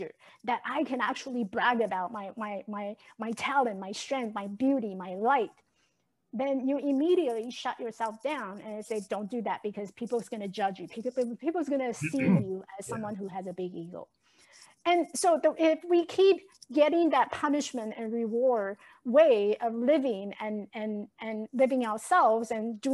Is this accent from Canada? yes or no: no; Taiwan; English is a second language; now in United States; I was born and raised in Taiwan.